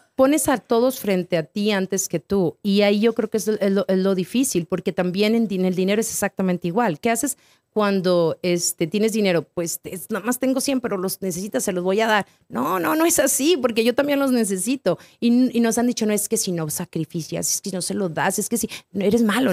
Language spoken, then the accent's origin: Spanish; Torreón, Coahuila, Mexico; moved away as an adult; also born or lived in Guadalajara / Chihuahua; now in United States; Nací en Guadalajara, me crié en Torreón, viví en Chihuahua y luego brinqué el charco.